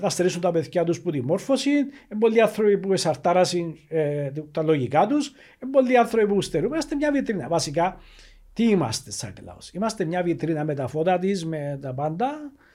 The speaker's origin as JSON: {"language": "Greek", "country": "Cyprus", "said": "ο διαχωρισμό τη πατρίδα μου. Η λεγόμενη πράσινη γραμμή"}